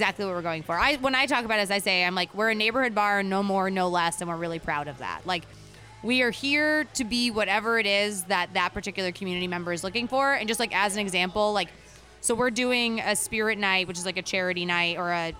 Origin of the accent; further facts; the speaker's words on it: New Jersey, United States; also born or lived in California; now in Houston, United States; I'm from New Jersey originally, but I was in California for about 15 years